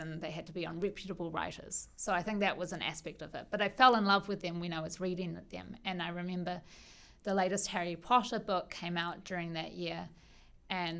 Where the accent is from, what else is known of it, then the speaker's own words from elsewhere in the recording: Auckland, New Zealand; growing up in Auckland